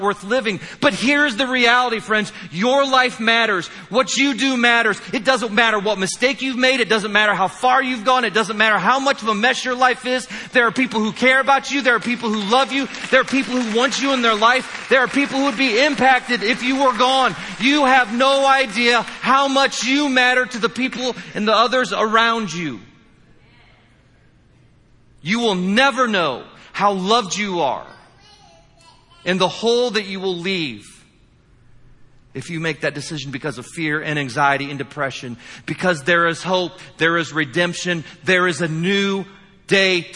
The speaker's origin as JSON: {"language": "English", "region": "Indiana", "country": "United States", "said": "I'm from Indiana"}